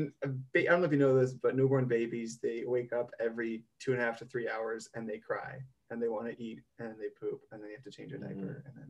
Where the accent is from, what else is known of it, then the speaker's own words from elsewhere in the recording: United States; moved away as an adult; now in Amsterdam, Netherlands; I'm still American.